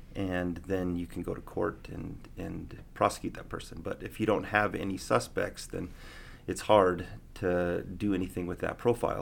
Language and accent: English; Prescott, Arizona, United States; also born or lived in Provo, Utah; now in Reno, United States; I'm from Prescott, Arizona. Born and raised Arizona boy